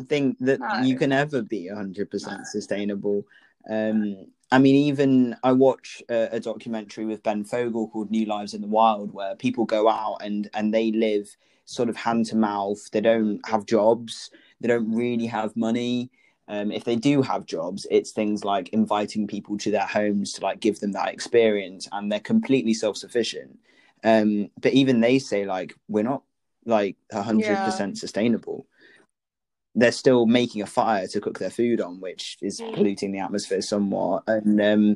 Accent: Lincolnshire, East Midlands, United Kingdom; I'm from the Midlands, from Lincolnshire

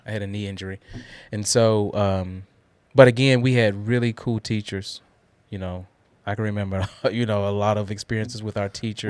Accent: Guthrie, Oklahoma, United States; now in Murfreesboro, United States; I grew up in Guthrie

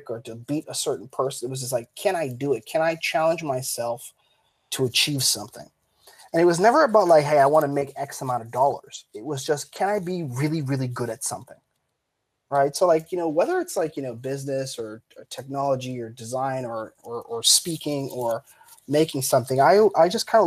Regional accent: Canada

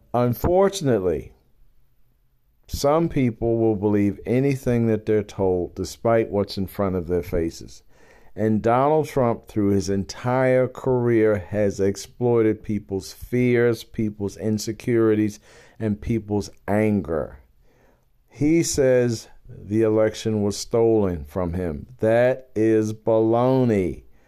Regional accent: Baltimore, Maryland, United States; I am a black man born and bred in Baltimore, Maryland.

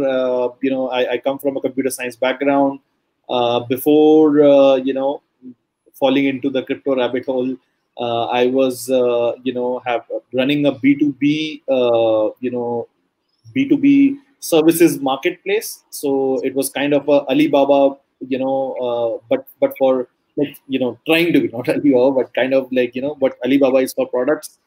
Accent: Delhi, India; I am currently in India, in Delhi, basically at my hometown

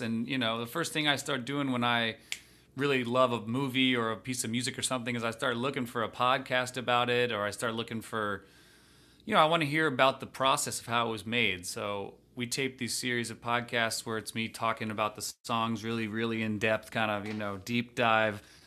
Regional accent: just outside Washington, D.C., a town in Maryland, United States; I grew up just outside Washington, D C, uh, in a town in Maryland

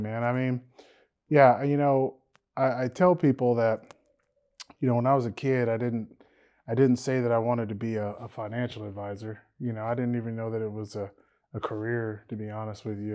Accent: Louisiana, United States; we're all from Louisiana.

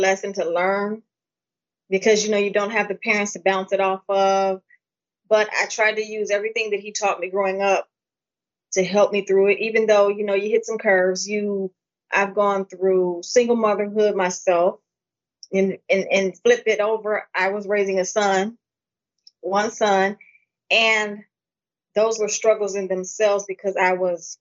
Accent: Pontiac, Michigan, United States; I was born in Pontiac, Michigan. I lived with basically my father. He raised me as my mom.

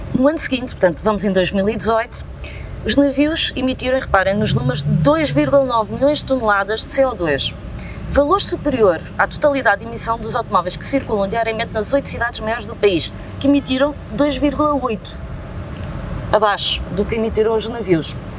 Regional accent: Lisbon, Portugal; Sou lisboeta e cá nasci e cá vivo.

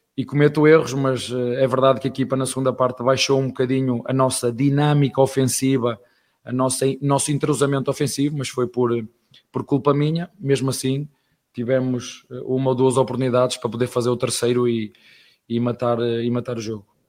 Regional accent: Portugal; now in Brazil; Estrangeiro, português, tuga, padeiro

